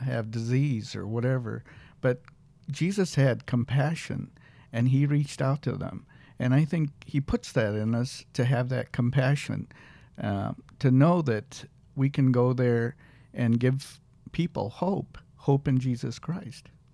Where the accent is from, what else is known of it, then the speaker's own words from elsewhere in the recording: Peoria, Illinois, United States; also born or lived in Nairobi, Kenya; I lived in Kenya for the first eight years of my life. And my parents were in education. My dad was a professor, and my mom was a principal. They moved to uh, Illinois, Peoria, Illinois. And uh, so most of my life was actually in Illinois